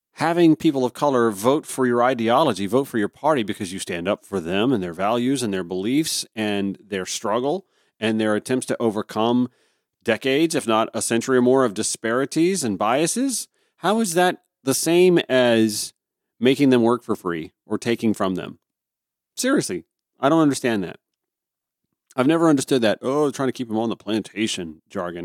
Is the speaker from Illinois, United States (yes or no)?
no; Augusta, Georgia, United States; moved away; back in my hometown of Augusta